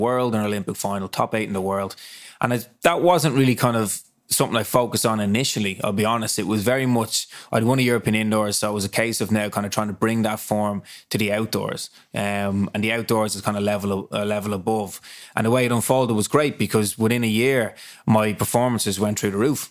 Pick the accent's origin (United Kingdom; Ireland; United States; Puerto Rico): Ireland; Dublin, Leinster; I was raised up in Ballintear, um, and my house literally is on, my parents' house is on Ludford Road